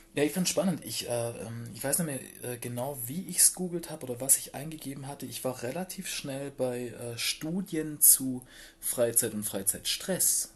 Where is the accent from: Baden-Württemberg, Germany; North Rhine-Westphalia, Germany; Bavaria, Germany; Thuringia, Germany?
Baden-Württemberg, Germany; Black Forest; ich bin ähm, auf einem Dorf groß geworden im Schwarzwald.